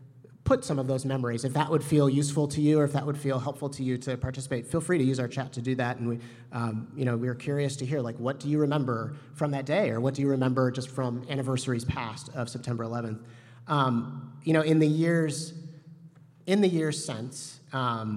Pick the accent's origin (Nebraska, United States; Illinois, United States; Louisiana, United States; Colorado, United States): Illinois, United States; Chicago; I grew up here in the Chicago area